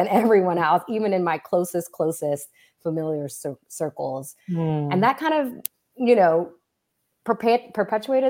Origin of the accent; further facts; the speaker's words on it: Southern California, United States; I grew up in Southern California